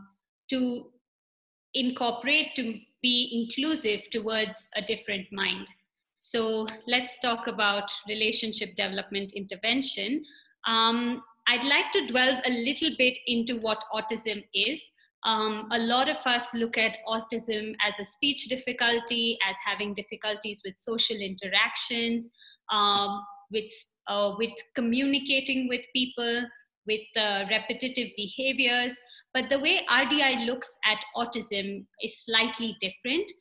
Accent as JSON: {"language": "English", "country": "India", "moved": "as an adult", "lives_now": "Nairobi, Kenya", "said": "I am from India and recently moved to Nairobi."}